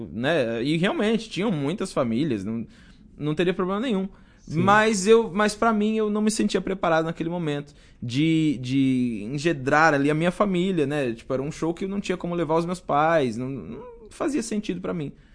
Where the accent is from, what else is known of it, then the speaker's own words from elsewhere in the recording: São Bernardo do Campo, São Paulo, Brazil; Uma das melhores escolas da, lá da minha cidade, lá de São Bernardo.